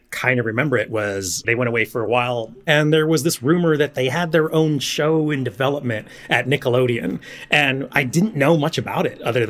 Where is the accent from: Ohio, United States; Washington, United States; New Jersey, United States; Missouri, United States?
Washington, United States; Tacoma; moved away; also born or lived in New York / Seattle; I was born and raised in Tacoma, Washington